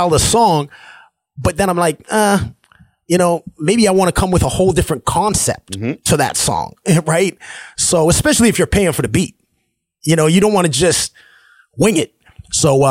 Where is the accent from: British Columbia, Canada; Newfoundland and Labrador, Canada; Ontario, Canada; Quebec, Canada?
Ontario, Canada; Sarnia; also born or lived in Saskatchewan / Sault Ste. Marie, Ontario; I grew up in Sarnia, which is less than an hour from Detroit